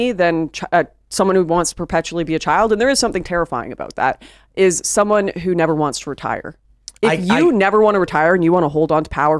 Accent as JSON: {"language": "English", "country": "Canada", "said": "I'm Canadian"}